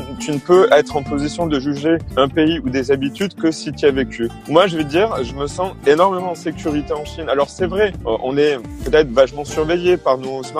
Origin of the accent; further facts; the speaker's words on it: France; je parle du contexte français hein, parce que je suis français